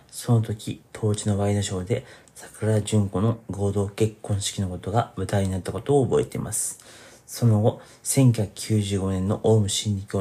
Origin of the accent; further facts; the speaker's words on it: Fukuoka, Japan; 1990年代後半に福岡で思春期を過ごした私も